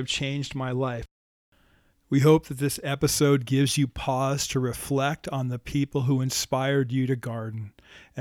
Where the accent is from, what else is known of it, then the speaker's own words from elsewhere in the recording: New Jersey, United States; where I grew up in New Jersey